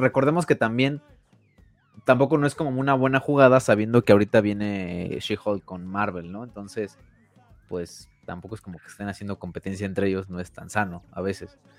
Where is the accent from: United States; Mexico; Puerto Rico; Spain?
Mexico; nosotros como mexicanos